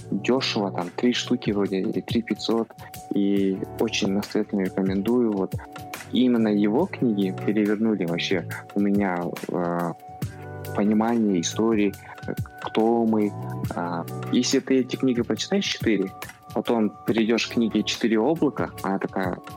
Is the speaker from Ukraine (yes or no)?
no; Aktobe, Aktobe Region, Kazakhstan; Ты же с Актюбе вроде? Да, я из Актюбинска.